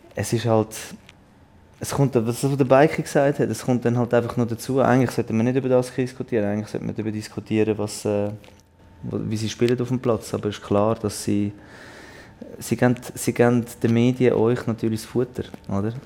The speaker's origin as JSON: {"language": "German", "country": "Switzerland", "said": "als Schweizer"}